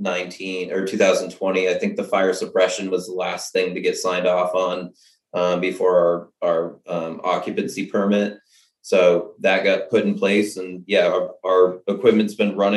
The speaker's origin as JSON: {"language": "English", "region": "Maine", "country": "United States", "moved": "as an adult", "lives_now": "Sterling, United States", "said": "I'm originally from Maine"}